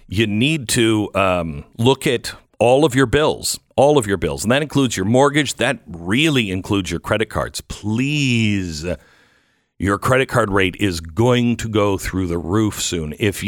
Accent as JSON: {"language": "English", "region": "Texas", "country": "United States", "tie": "born or raised there", "said": "So here in my home state of Texas, Patriot Mobile has been involved in a lot of school board meetings"}